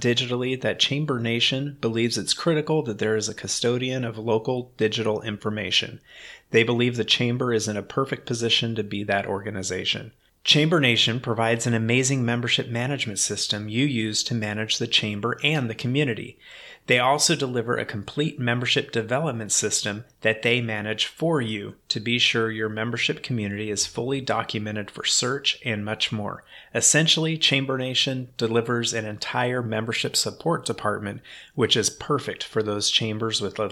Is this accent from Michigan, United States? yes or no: no; Sacramento, California, United States; grew up in Sacramento